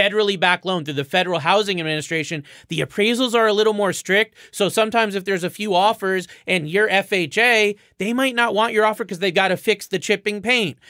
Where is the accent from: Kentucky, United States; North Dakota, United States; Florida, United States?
Florida, United States; moved away; also born or lived in Connecticut; I'm from Florida